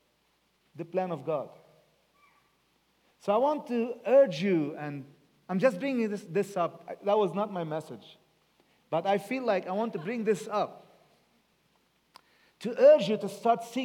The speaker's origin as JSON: {"language": "English", "country": "Lebanon", "tie": "born or raised there", "also_born_or_lived": "England", "said": "I was brought up in Lebanon, and I love Lebanon so much"}